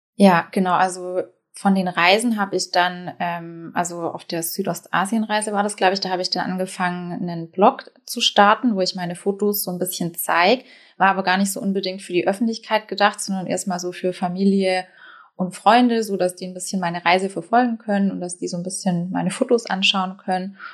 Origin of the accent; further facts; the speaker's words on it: Baden-Württemberg, Germany; now in Hamburg, Germany; Ich wohne in Hamburg. Ich komme ursprünglich aus Baden-Württemberg. Das hört man vielleicht noch so ein bisschen raus.